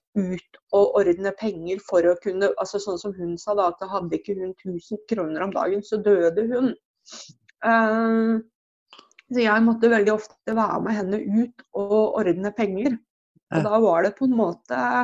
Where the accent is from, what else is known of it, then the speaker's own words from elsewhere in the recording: Drammen, Buskerud, Norway; jeg vokste opp på Fjell i Drammen sammen med mamma og to brødre